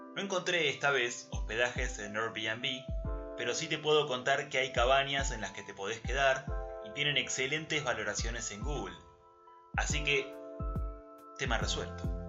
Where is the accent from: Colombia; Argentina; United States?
Argentina; soy argentino